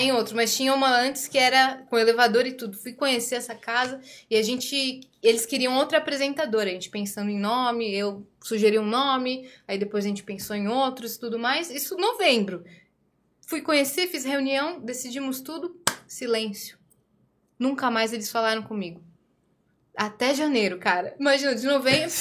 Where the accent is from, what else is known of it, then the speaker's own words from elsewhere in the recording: Brazil; Eu nasci no Brasil, mas meu pai é árabe